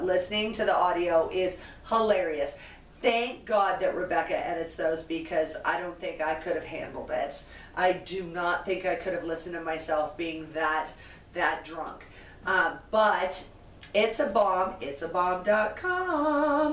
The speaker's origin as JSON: {"language": "English", "region": "West Coast", "country": "United States", "said": "I'm from West Coast"}